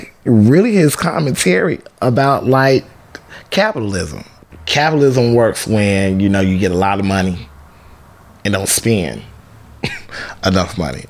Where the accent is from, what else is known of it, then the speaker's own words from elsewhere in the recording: Chicago, Illinois, United States; I am from Chicago, Illinois